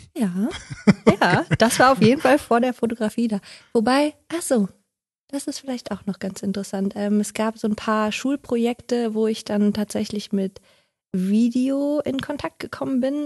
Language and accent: German; Odenthal, North Rhine-Westphalia, Germany; also born or lived in Haltern am See; gebürtig aus Haltern am See, aber aufgewachsen in Odental.